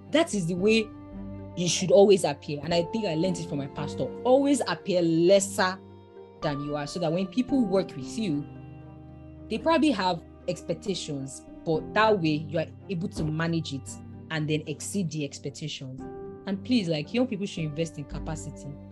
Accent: Nigeria; I'm from Nigeria, my work extensively is in Nigeria

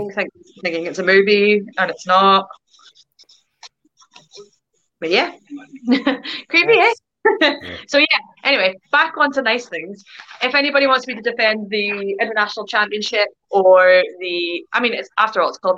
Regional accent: Northern Ireland, United Kingdom; now in Glasgow, United Kingdom; I'm Irish, but I live in Glasgow, Scotland.

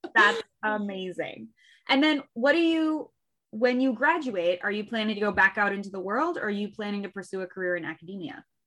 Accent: Western Central Illinois, United States; also born or lived in New York; now in Chicago, United States; I grew up in Western Central Illinois

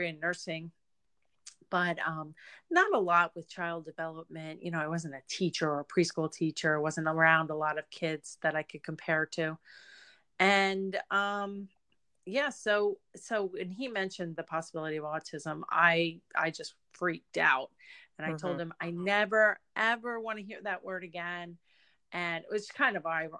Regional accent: Reading, Pennsylvania, United States; moved back to my hometown of Reading, Pennsylvania

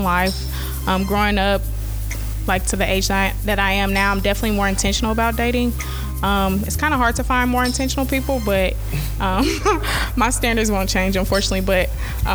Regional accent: Indianapolis, Indiana, United States; I'm from Indianapolis, Indiana

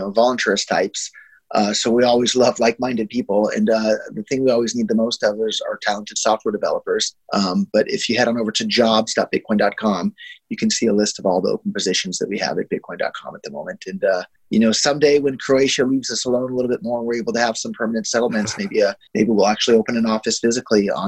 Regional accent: Silicon Valley, California, United States; I was born and raised in Silicon Valley

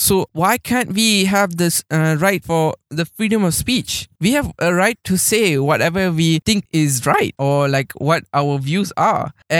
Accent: Malaysia; as a Malaysian

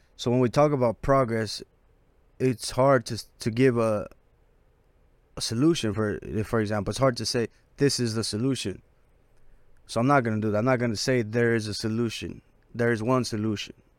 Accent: Los Angeles, California, United States; I'm from South Central

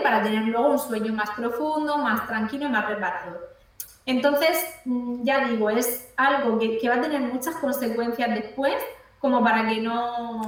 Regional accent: Cartagena, Region of Murcia, Spain; Yo aquí estoy en Cartagena, yo estoy de Cartagena.

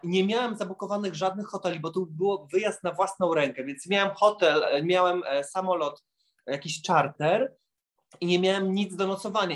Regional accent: Lublin, Lublin Voivodeship, Poland; now in Warsaw, Poland; bo ja pochodzę z Lublina do Warszawy

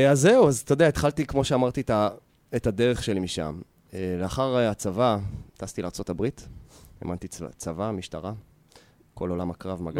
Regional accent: Yehud, Central District, Israel; גדלתי ביהוד

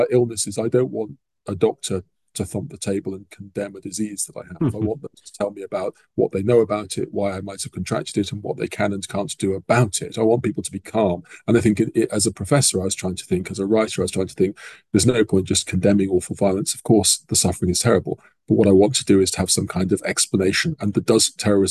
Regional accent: England, United Kingdom; also born or lived in Belfast, Northern Ireland; I'd been born in Belfast, though I grew up in England

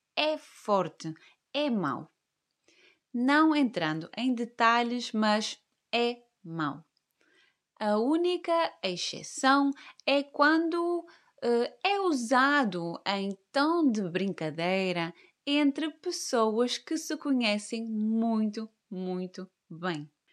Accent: Caldas de São Jorge, Norte, Portugal; moved away as an adult; also born or lived in Porto; now in Algarve, Portugal; Eu nasci no Norte, mais precisamente no Hospital de São João, no Porto. Cresci numa vila que se chama Caldas de São Jorge. E aí vivi até aos meus 22 anos.

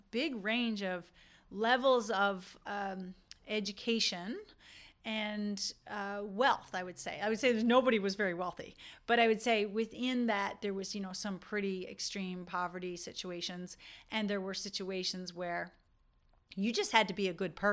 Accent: Newfoundland and Labrador, Canada; accent: Newfoundland; this is why you don't hear my newfoundland accent sometimes i wish i could do a whole episode with my newfoundland accent and people are like you're from newfoundland i'm like yeah

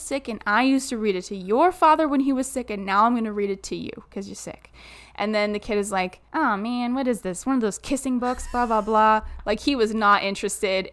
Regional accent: Southern Ontario, Canada; born or raised there

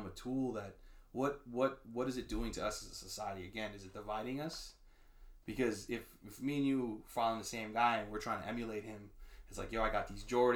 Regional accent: New York, United States; growing up in New York, you know, in urban areas

